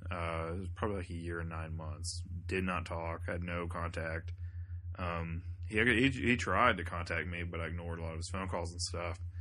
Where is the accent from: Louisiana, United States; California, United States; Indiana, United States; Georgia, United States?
Georgia, United States; thirty minutes south of Atlanta; moved away; my hometown, which is like thirty minutes south of Atlanta.